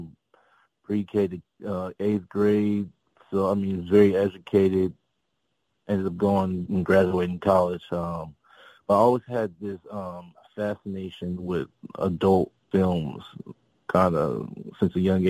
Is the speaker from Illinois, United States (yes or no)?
yes; Peoria, Illinois, United States; I'm originally from a city called Peoria, Illinois, about 2.5 hours south of Chicago